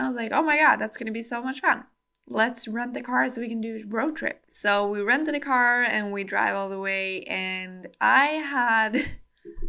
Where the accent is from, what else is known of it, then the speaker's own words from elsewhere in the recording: Sweden; accent: Swedish; English is a second language; I hope you will enjoy my lovely Swedish accent